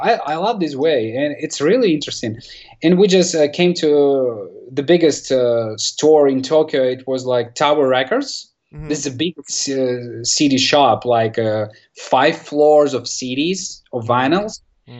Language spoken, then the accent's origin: English; Russia; first language Russian; English is a second language